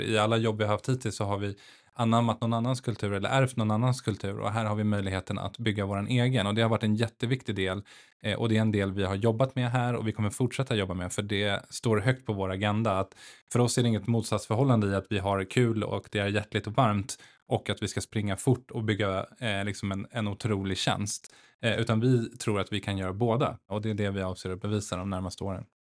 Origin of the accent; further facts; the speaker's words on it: Stockholm, Stockholm County, Sweden; also born or lived in Nacka; född och uppvuxen i Stockholm, eh, bor i Nacka med tre barn